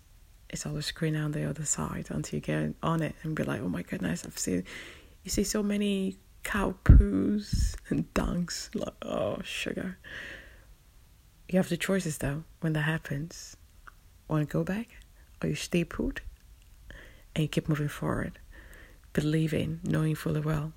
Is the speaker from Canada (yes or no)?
no; London, United Kingdom; I'm a Londoner